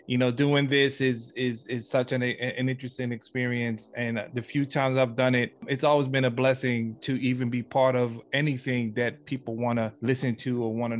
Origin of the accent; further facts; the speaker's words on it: St. Croix, U.S. Virgin Islands; now in Los Angeles, United States; I'm from the small little island of St. Croix, of part of the U.S. Virgin Islands.